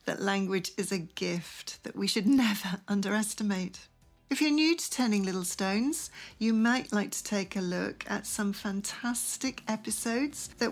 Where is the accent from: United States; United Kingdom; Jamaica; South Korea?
United Kingdom; England; first language English; I'm born English.